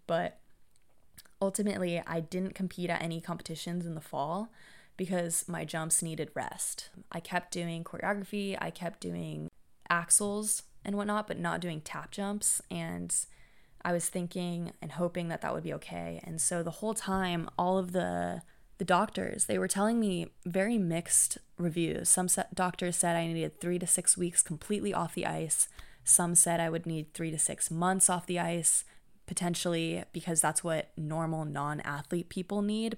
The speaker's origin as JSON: {"language": "English", "town": "Santa Clara", "region": "California", "country": "United States", "tie": "born or raised there", "said": "Santa Clara University, which is my hometown"}